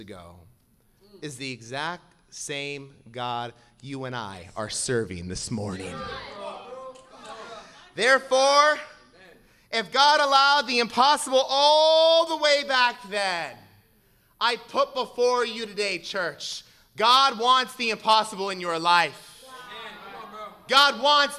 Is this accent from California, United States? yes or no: yes; Southern California, United States; I grew up in Southern California